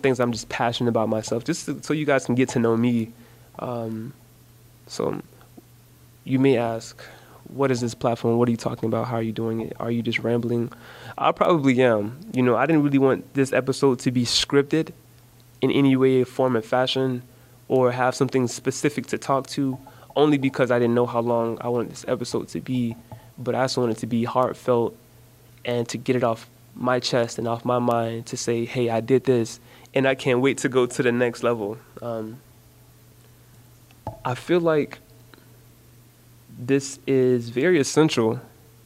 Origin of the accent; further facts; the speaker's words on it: Jacksonville, Florida, United States; growing up in Jacksonville.